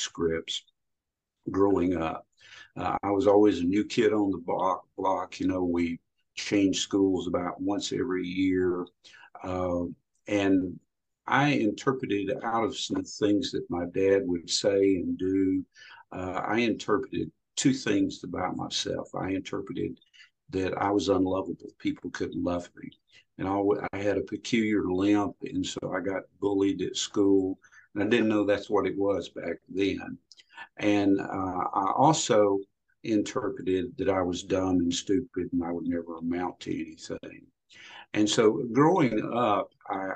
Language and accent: English; Louisiana, United States; I grew up in Louisiana in a very rural area